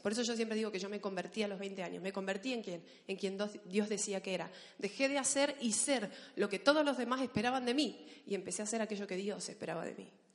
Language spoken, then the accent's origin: Spanish; Argentina; accent: Argentine; now in Spain; los argentinos somos muy exagerados para hablar